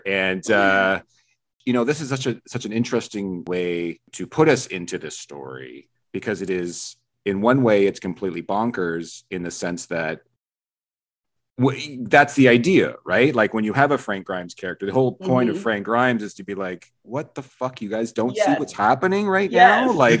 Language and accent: English; Vancouver Island, British Columbia, Canada; I was born on the West Coast. I was born in Vancouver Island, so I'm born in the water too.